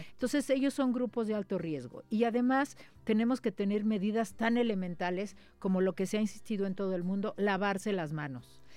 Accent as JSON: {"language": "Spanish", "country": "Mexico", "said": "Nosotros en México"}